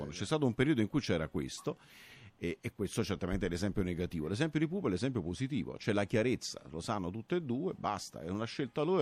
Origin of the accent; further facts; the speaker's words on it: Salerno, Campania, Italy; io sono di Salerno